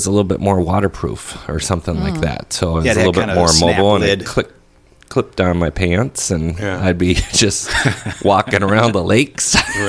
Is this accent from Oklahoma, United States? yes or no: no; Crystal, Minnesota, United States; I grew up here. I grew up in Crystal.